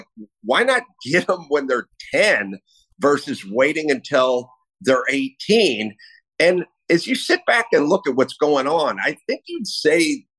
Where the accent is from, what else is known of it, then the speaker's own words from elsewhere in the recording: California, United States; as a Californian and a lifelong Californian who's getting ready to move to Texas, Nevada, or Florida.